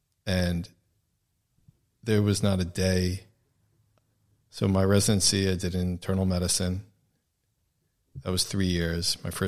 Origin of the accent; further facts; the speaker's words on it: New York, United States; Because I came from New York and was viewed, I guess, maybe as having a little bit more experience with the fast pace of life